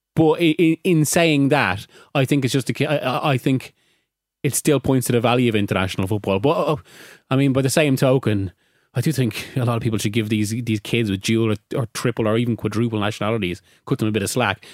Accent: Ireland; also born or lived in Spain; I'm Irish-Spanish, and I've always fe-, felt as Irish as I do Spanish.

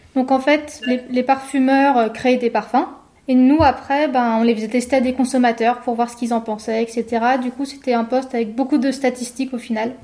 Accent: Savoie, Auvergne-Rhône-Alpes, France; moved away as an adult; also born or lived in Paris / Lyon; je suis de Savoie et j'ai toujours été attachée à mes montagnes, j'ai vécu à la campagne

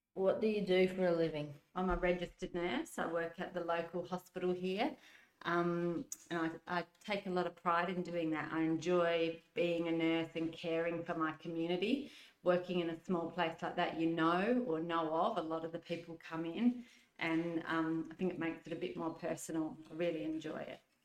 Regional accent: Adelaide, South Australia, Australia; I grew up in the southern suburbs of Adelaide

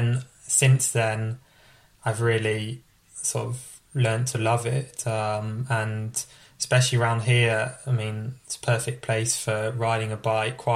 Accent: France; also born or lived in United Kingdom; And then grown up in France, did pretty much all my schooling, apart from a couple of years at uni in France.

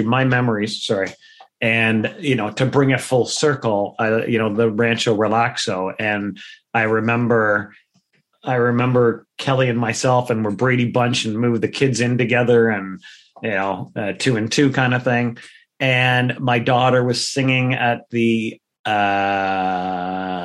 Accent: Whitby, Ontario, Canada; growing up in Whitby

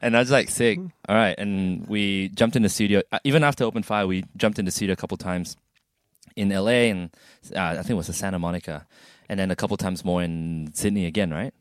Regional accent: Sarawak, Malaysia; now in Australia; my birthplace, my hometown.

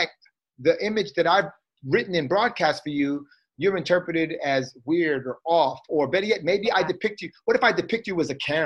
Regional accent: Trinidad & Tobago; I'm Trinidadian.

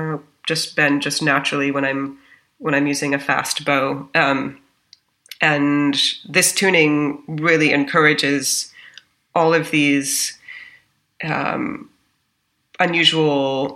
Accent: Washington, District of Columbia, United States; moved away as an adult; now in Berlin, Germany; I'm from Washington, D.C. originally

